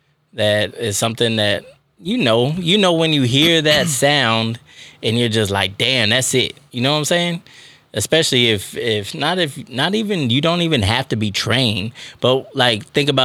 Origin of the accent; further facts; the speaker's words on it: Texas, United States; I'm from Texas.